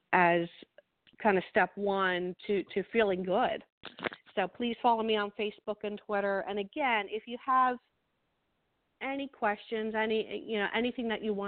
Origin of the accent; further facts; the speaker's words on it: New Jersey, United States; I am from New Jersey, so we talk really fast